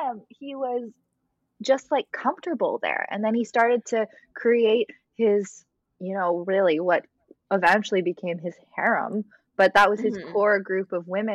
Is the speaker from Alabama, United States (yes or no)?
no; Southern California, United States; moved away as an adult; also born or lived in Los Angeles / Albany, New York; I'm from Southern California, born and bred